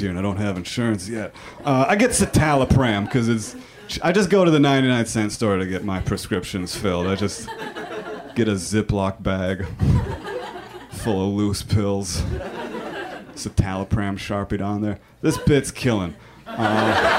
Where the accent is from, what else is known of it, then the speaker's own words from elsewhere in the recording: Minnesota, United States; I am from Minnesota